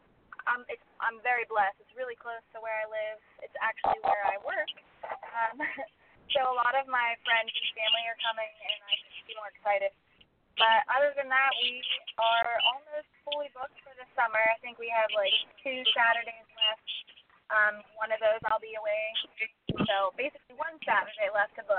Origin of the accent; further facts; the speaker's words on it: Pittsburgh, Pennsylvania, United States; I'm from the Pittsburgh area